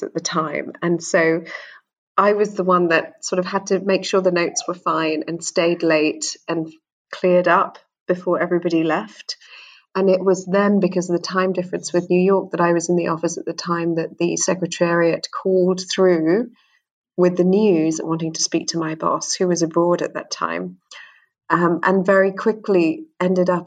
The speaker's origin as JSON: {"language": "English", "region": "London", "country": "United Kingdom", "tie": "born or raised there", "also_born_or_lived": "Sri Lanka (ancestry)", "said": "I'm from Sri Lanka. I was born in London. My parents are from Sri Lanka, and they're Sri Lankan Tamils"}